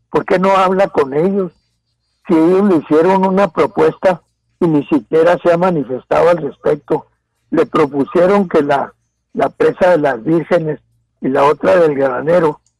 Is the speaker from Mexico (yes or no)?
yes; Mexico; la parte de ciudadanos que, que estamos en en el estado de Chihuahua, también somos mexicanos